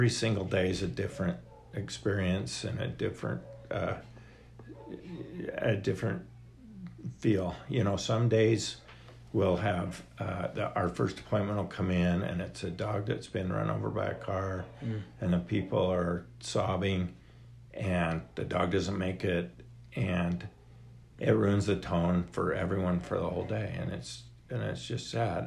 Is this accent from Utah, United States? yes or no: yes; Ogden, Utah, United States; I grew up in Ogden, and my dad was a vet